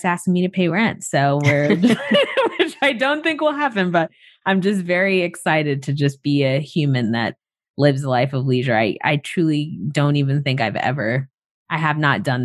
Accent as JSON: {"language": "English", "region": "Florida", "country": "United States", "tie": "born or raised there", "moved": "as an adult", "said": "I moved back to Florida. So I live with my mom now, and I'm just really excited and hopeful to spend more time in my hometown."}